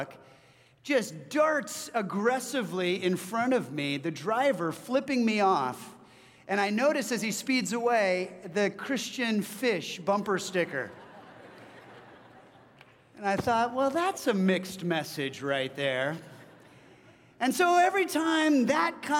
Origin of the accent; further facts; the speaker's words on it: California, United States; moved away as an adult; now in Washington, United States; I'm from California. I moved up here about 13 years ago.